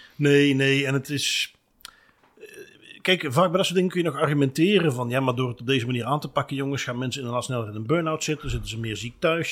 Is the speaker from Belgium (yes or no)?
yes; Belgium; wij als Belgen